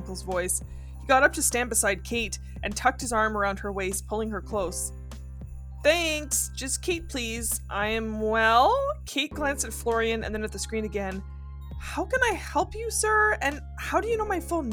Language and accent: English; Northern Ontario, Canada; I come from absolute rednecks from Northern Ontario who love to go hunting